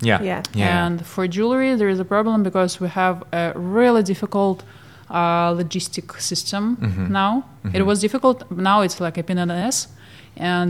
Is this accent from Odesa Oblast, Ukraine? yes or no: yes; Odesa, Odesa Oblast, Ukraine; moved away as an adult; now in Geneva, Switzerland; I am from Ukraine, from Odessa. But now we live in Switzerland